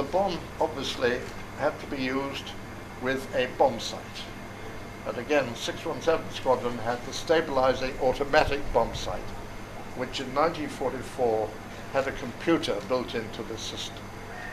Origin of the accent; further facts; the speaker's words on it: England, United Kingdom; for me as an Englishman